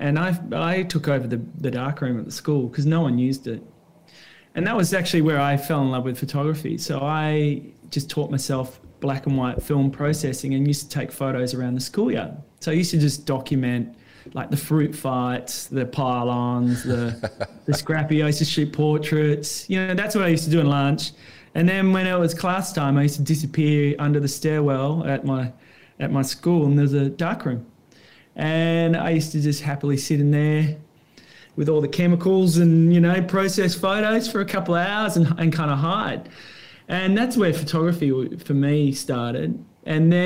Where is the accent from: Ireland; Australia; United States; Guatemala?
Australia; Perth, Western Australia; moved away as an adult; now in Bondi, Australia; I grew up in Perth.